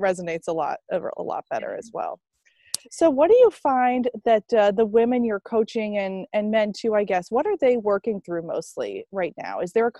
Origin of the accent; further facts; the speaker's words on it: Maine, United States; now in California, United States; if I was born on the East Coast in Maine and I'm now in California